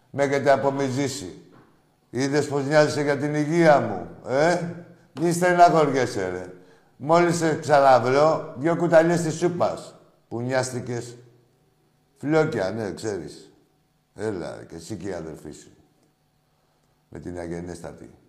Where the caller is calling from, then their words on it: Athens, Attica, Greece; από Εξάρχεια.